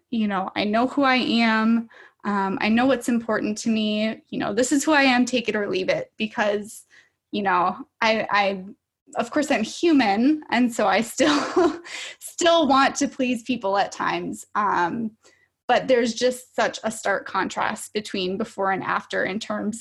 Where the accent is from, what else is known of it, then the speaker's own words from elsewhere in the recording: Minnesota, United States; I am from Minnesota, so I live here with my five-year-old daughter